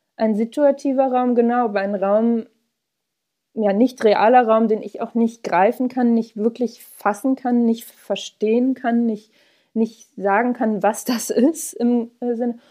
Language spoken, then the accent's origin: German; Hamburg, Germany; wir sind äh, alle in Hamburg aufgewachsen